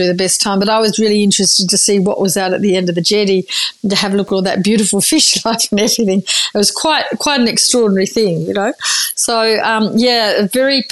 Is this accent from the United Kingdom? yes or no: no; Margaret River, Western Australia, Australia; also born or lived in Busselton; then moved out to Margaret River in the late 70s.